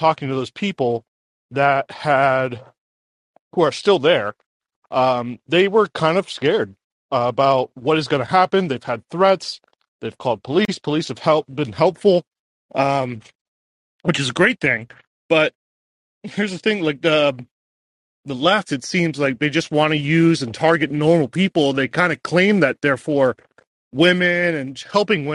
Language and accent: English; Miami, Florida, United States; now in Grand Rapids, United States; Moving back to Florida. I'm from Miami.